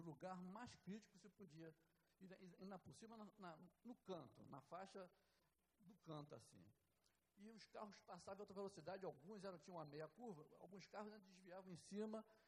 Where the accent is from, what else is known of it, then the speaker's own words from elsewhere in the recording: Rio de Janeiro, Brazil; moved away as an adult; also born or lived in Nova Iguaçu; eu não sou de lá, sou daqui do Rio, mas fui para lá ainda jovem.